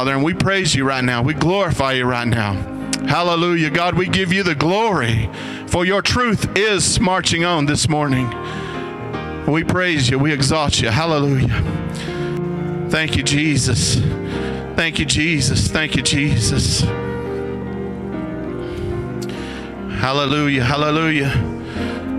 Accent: United States; I'm so thankful that I'm an American. I'm so thankful that I live in the land of the free and the home of the brave

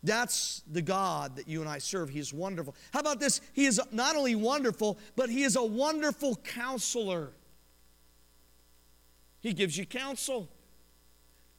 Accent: Colorado, United States; now in Oklahoma, United States; I'm from Colorado. I love mountains. I'm a mountain boy. A mountain man. I grew up wearing flannels and going fishing up in the mountains

